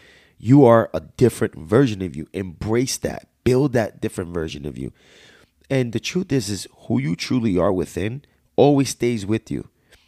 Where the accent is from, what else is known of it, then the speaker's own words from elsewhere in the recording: United States; accent: Jersey/Bronx; My slang is so bad. I talk like I was straight from Jersey/Bronx. And I still got that accent to me right now